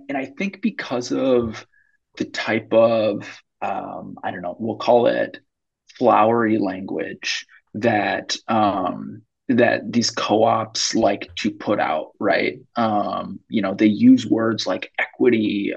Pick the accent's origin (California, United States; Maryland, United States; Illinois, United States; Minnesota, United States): Minnesota, United States; Minneapolis; I grew up in South Minneapolis